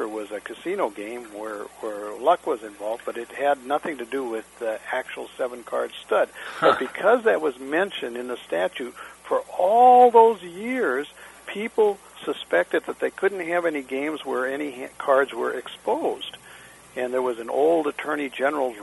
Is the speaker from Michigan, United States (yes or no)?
no; Denver, Colorado, United States; moved away; also born or lived in California; I grew up in Denver and came to California in the, about 1966 or so